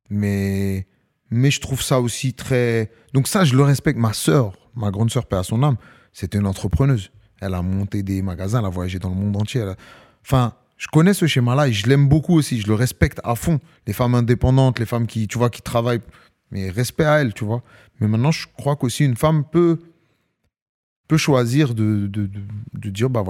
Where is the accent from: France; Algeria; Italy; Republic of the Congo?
Algeria; C'est comme ça, c'est une culture. as vu, on est des Algériens.